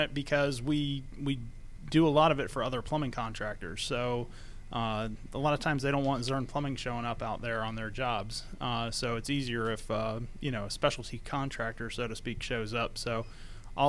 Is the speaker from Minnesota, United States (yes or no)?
no; Georgia, United States; also born or lived in South Florida; My mother and father started the company when we moved to Georgia from South Florida. I was in elementary school